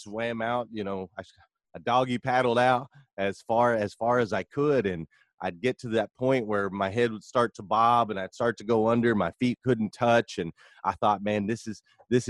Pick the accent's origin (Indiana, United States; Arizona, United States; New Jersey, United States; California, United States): Arizona, United States; Flagstaff; I grew up in Flagstaff, Arizona